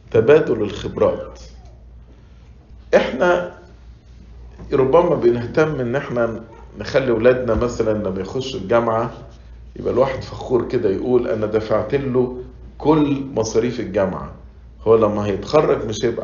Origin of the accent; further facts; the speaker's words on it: Egypt; now in United States; وأنا مش بتكلم عشان إحنا مصريين وعايشين في أمريكا